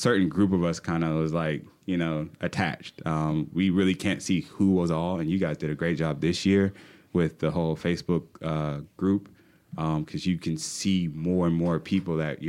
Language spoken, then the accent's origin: English; Charleston, South Carolina, United States; moved away as an adult; now in Fayetteville, United States; I'm from Charleston, South Carolina. Matter of fact, I moved to Fayetteville about 10 years ago to be a theater manager